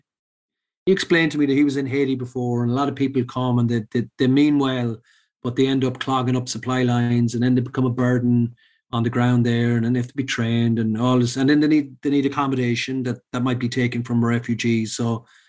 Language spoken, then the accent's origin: English; Sligo, Connacht, Ireland; also born or lived in Dublin; I said, Sligo.